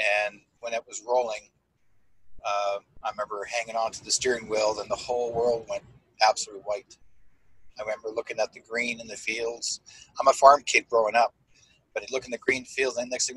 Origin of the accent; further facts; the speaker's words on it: Manitoba, Canada; I'm originally from Manitoba in the eastern part of Canada